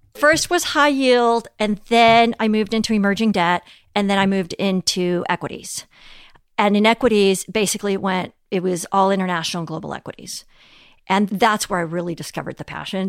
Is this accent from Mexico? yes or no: yes; Mexico City, Mexico; also born or lived in Europe; now in United States; growing up in Mexico City